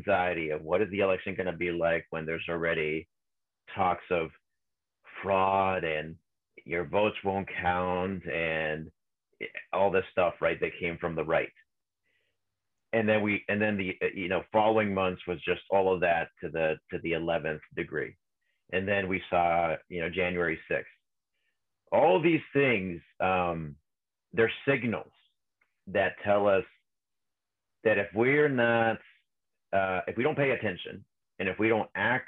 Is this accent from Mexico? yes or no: yes; Mexico; now in California, United States; I grew up in Mexico